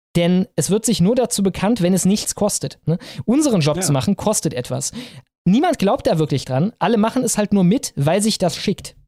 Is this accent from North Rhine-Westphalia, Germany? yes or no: yes; Krefeld and Cologne, North Rhine-Westphalia, Germany; Ich bin aufgewachsen in Krefeld und Köln